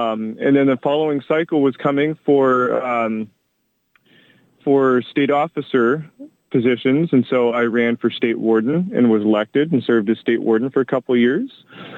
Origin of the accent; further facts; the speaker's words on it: Corvallis, Oregon, United States; I grew up here in Oregon locally. I grew up in Corvallis.